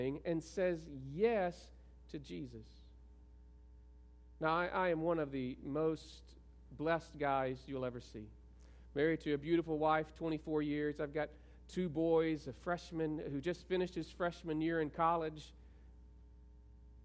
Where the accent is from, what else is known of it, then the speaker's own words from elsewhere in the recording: South Arkansas, United States; I'm from South Arkansas, and we don't wear our pajamas in front of other people